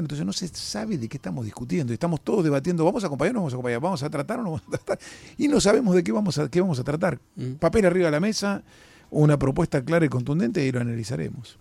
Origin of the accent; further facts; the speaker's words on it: Argentina; como argentinos